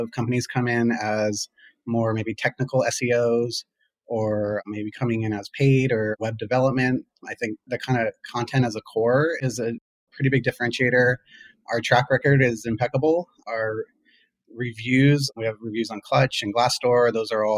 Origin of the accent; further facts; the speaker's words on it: Los Angeles, California, United States; I was born originally in Los Angeles. Grew up there